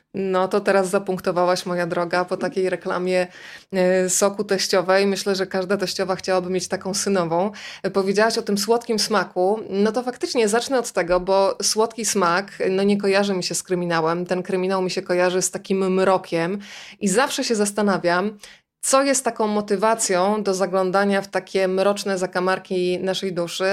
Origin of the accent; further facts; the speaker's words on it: Rzeszów, Subcarpathian Voivodeship, Poland; ja jestem dziewczyną z Rzeszowa